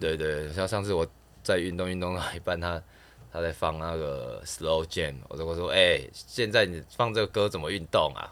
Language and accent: Chinese; southern Taiwan, Taiwan; moved away as an adult; now in Taipei, Taiwan; 我们南部会说